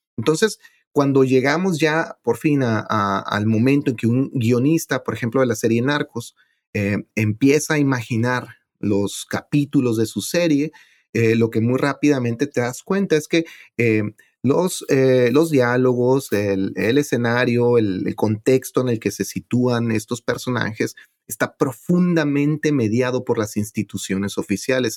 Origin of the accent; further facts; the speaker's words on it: Ciudad Juárez, Chihuahua, Mexico; moved away as an adult; now in New York, United States; donde yo nací, en Ciudad Juárez